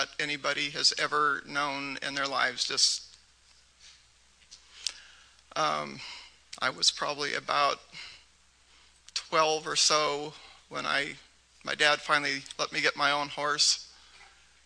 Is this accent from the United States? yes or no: yes; near Seattle, Washington, United States; I grew up near Seattle